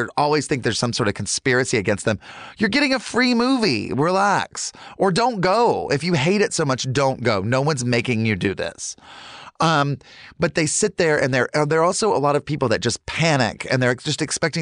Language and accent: English; Charlotte, North Carolina, United States; I grew up in Charlotte, North Carolina in the 80s